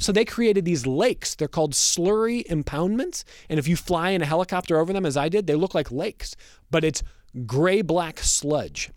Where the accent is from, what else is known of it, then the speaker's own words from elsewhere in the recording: Westlake, Ohio, United States; now in Rochester, United States; I grew up in Northeast Ohio listening to Joe Tate do Cavs games on the radio